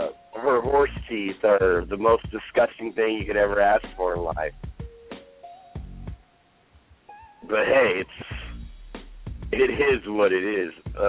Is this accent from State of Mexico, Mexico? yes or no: yes; State of Mexico, Mexico; did you hear in my home state of Mexico, a restaurant shut down